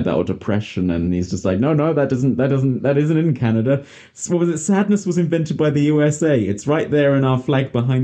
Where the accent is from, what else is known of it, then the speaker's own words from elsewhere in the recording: United Kingdom; moved away; I'm British